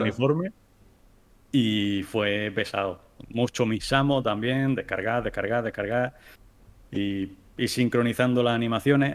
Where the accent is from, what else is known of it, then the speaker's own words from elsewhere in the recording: Spain; tres somos españoles